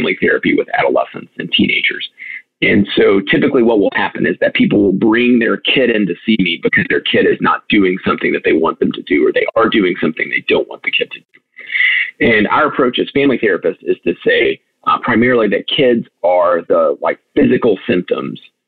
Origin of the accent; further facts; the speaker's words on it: United States; as American parents, I myself am one